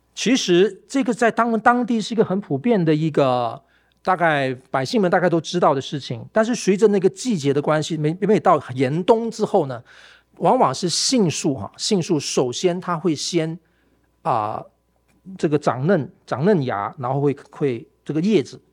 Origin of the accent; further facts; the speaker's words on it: Malaysia; now in Taiwan; 我在我家乡马来西亚的那个